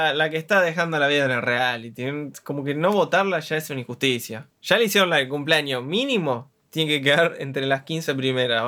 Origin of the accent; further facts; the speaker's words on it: Argentina; soy argentino